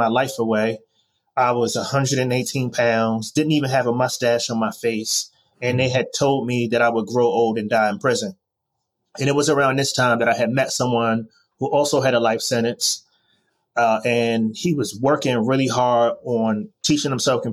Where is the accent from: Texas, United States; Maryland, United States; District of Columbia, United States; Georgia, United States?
District of Columbia, United States; Washington; moved away; also born or lived in Miami / Baltimore / New York; I was born in Washington, D.C., and grew up under difficult circumstances back in the late 80s and early 90s